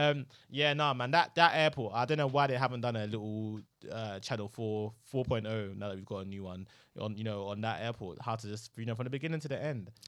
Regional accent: London, United Kingdom; also born or lived in Nigeria; I'm from London

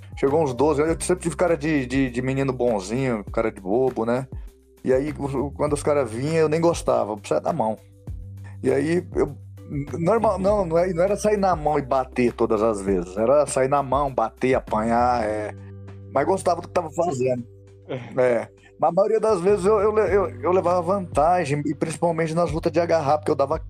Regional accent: São Paulo, Brazil; also born or lived in Northeast Brazil; eu nasci lá no Nordeste, mas eu cresci aqui em São Paulo, né? Tô aqui desde os 5 anos de idade e cresci aqui na, na periferia de São Paulo

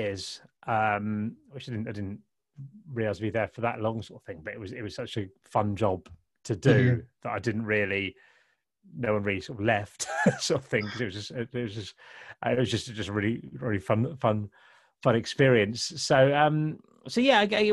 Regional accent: Kent, South East England, United Kingdom; I grew up in Kent in the 80s

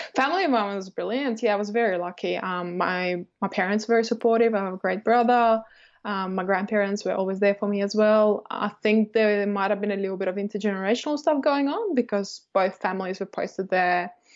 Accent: Estonia; now in Australia; I grew up in Estonia, um, and I'm from a Russian family.

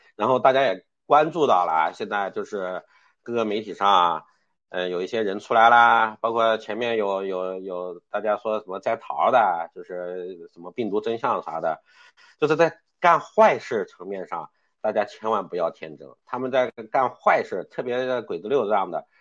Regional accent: China; 就是考验我们中国人的团结力。

